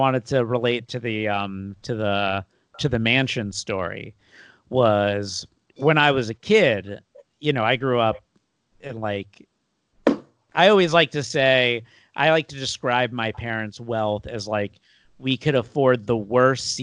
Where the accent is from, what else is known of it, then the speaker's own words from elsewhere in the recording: United States; also born or lived in California; being an American